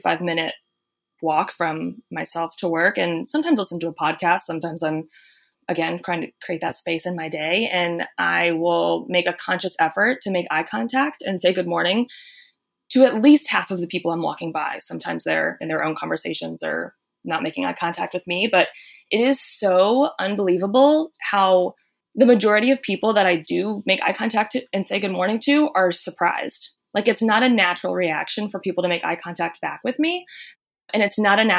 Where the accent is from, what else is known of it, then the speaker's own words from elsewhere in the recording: North Carolina, United States; I'm originally from North Carolina, and I think it's a little bit of the Southern culture and a lot of what I was just raised